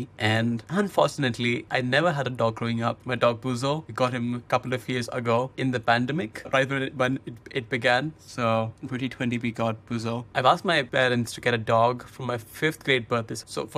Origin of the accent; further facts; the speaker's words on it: Lucknow, Uttar Pradesh, India; also born or lived in Delhi; I was born in Delhi because my entire maternal family is in Delhi. So when I was born, my mom was in Delhi, but I've lived in a city called Lucknow my entire life, which is another northern city in India, like 500 kilometers away from Delhi.